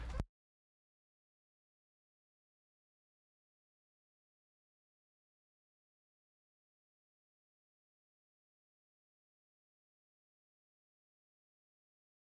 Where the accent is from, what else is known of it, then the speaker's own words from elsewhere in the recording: Las Vegas, Nevada, United States; I'm from Vegas